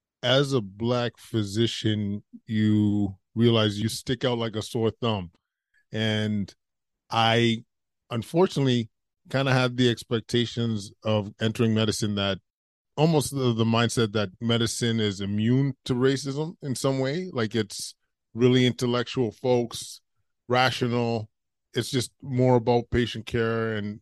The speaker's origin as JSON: {"language": "English", "town": "Edmonton", "region": "Alberta", "country": "Canada", "tie": "born or raised there", "said": "Yeah, I grew up in Edmonton, Alberta, went to med school out there."}